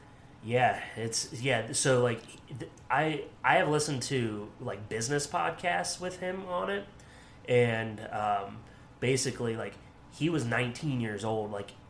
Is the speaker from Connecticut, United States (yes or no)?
no; Williamsport, Pennsylvania, United States; He went to Williamsport, which is, you know, my hometown.